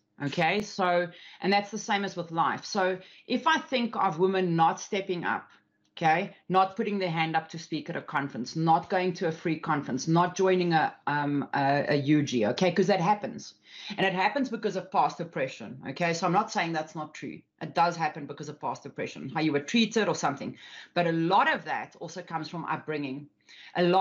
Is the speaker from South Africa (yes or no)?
yes; South Africa; especially me as a South African. I'm Afrikaans as well, which is a very, very like farmers type, like a woman's got a place, okay, and a man's got his place. Grew up in those environments.